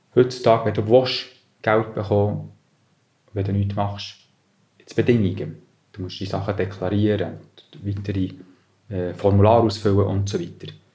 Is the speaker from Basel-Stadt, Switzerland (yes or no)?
no; Bern, Switzerland; also born or lived in Milwaukee, United States; bin dann aufgewachsen an verschiedenen Orten in und um Bern